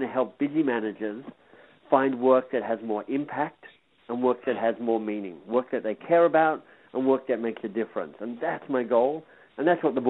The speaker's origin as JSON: {"language": "English", "country": "Australia", "tie": "born or raised there", "also_born_or_lived": "England / Boston, United States", "moved": "yes", "lives_now": "Toronto, Canada", "said": "I'm Australian by birth. I lived and worked in England for a while. I lived in the States and Boston for a while."}